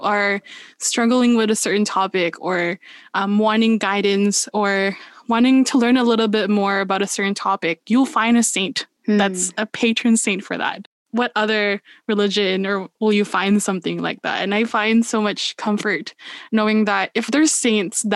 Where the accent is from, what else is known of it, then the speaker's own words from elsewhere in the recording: Philippines; moved away; growing up, I was raised in the Philippines